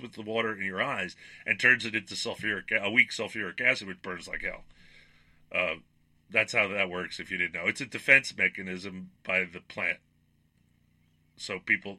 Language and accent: English; New York, United States; moved away as an adult; I grew up in New York at a time where food was at its peak